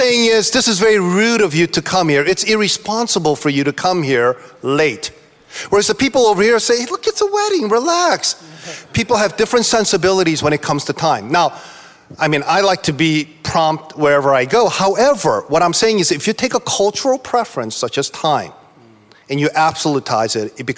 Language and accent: English; East Coast, Northeasterners, United States; I'm from the East Coast, so I'm a lot more uptight about time